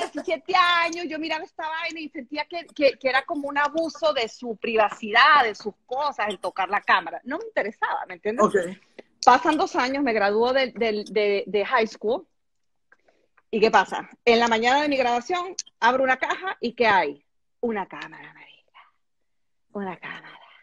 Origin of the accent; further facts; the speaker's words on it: El Salvador; yo soy salvadoreña